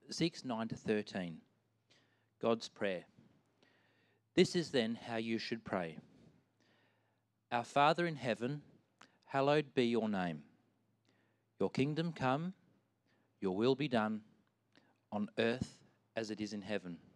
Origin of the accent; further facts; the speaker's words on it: Albany, New York, United States; I grew up in Albany, uh, and the church that I was attending in Albany only had one other Christian that was kind of around my age